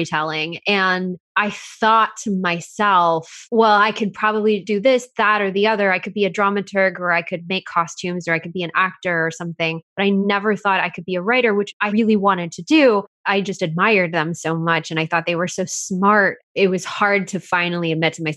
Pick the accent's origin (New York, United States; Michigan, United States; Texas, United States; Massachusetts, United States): Texas, United States; I grew up in Texas and my parents are suburban ministers.